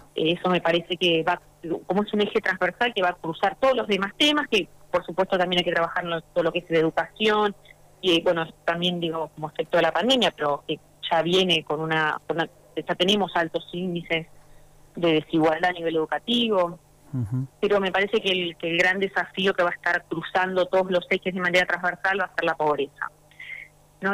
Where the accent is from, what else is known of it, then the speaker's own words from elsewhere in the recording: Santa Fe, Argentina; yo soy Santa santafesina